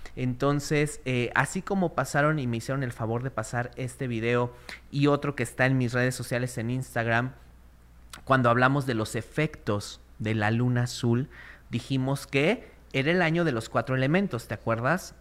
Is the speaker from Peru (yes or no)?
no; Mexico